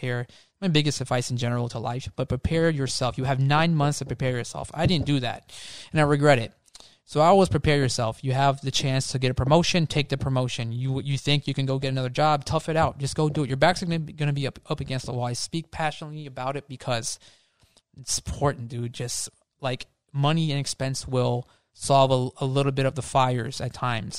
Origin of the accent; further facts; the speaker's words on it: Florida, United States; I'm from Florida